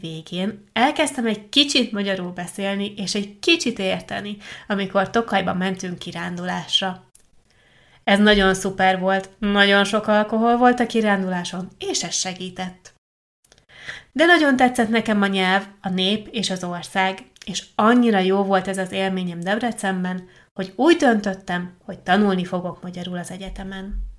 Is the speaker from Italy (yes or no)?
yes; Italy; first language Italian; Hungarian is a second language; az első csoportomban csak olaszok voltunk